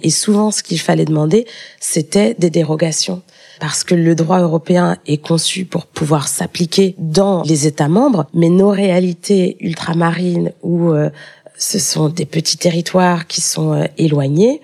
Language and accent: French; Paris, Île-de-France, France; also born or lived in Strasbourg / Bruges; je suis née à Paris, mais j'ai euh, passé une grande partie de mes vacances euh, en Guadeloupe